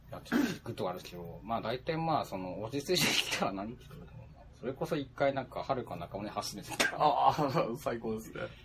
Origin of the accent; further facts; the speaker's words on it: Fukuoka, Japan; 地元の福岡